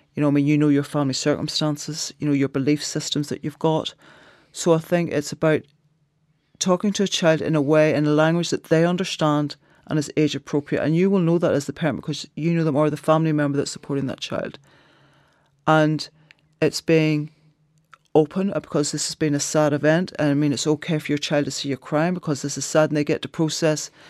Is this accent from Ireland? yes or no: yes; Ireland; culturally being Irish